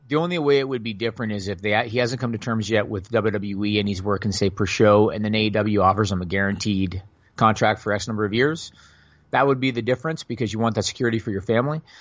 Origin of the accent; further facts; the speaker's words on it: Canada; I'm Canadian